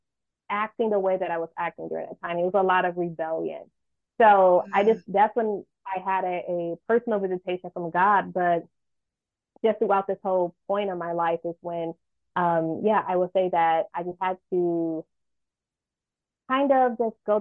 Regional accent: Michigan, United States; now in California, United States; I'm from Michigan

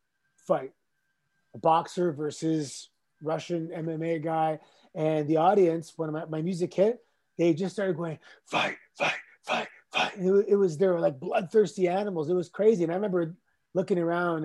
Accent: Toronto, Ontario, Canada; Growing up in Toronto, we had a huge nightclub scene.

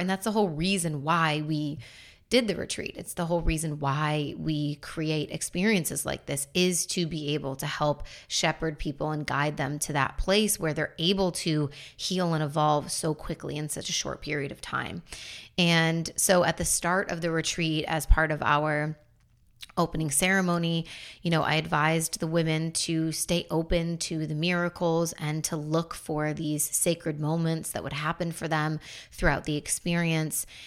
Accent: Buffalo, New York, United States; also born or lived in North Carolina; now in Florida, United States; in my hometown of Buffalo

